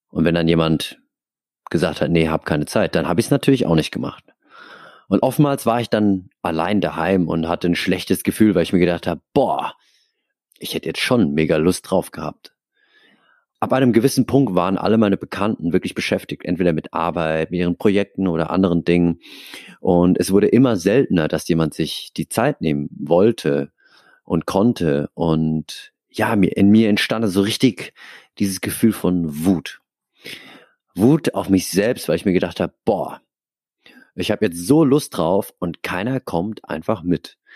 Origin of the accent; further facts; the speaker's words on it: Aschaffenburg, Bavaria, Germany; now in Hamburg, Germany; Und dann kam der große Umzug nach Hamburg. Next Level. Also davor, ich in meiner Heimatstadt Aschaffenburg ich kannte die Leute